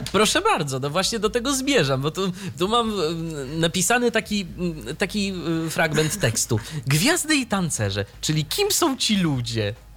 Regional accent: near Ostróda, Warmian-Masurian Voivodeship, Poland; 30 km od mojego rodzinnego miasta.

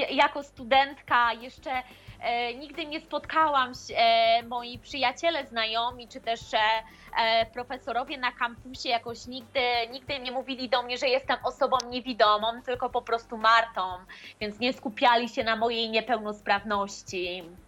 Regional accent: Poland; urodziłam się w bardzo małej miejscowości

